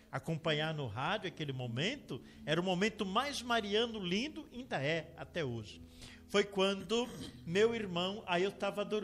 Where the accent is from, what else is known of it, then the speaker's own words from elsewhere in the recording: Presidente Prudente, São Paulo, Brazil; also born or lived in Colorado, Paraná; now in Joinville, Brazil; Sou paulista, nasci em Presidente Prudente.